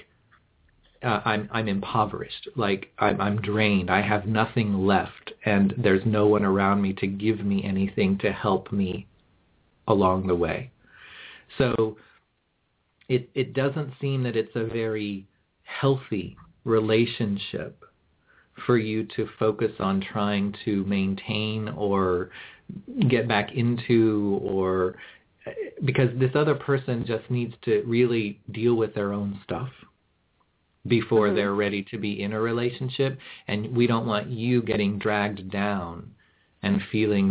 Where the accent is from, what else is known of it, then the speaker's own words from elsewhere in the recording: Kansas City, Missouri, United States; moved away; also born or lived in Tennessee; I actually grew up in Kansas City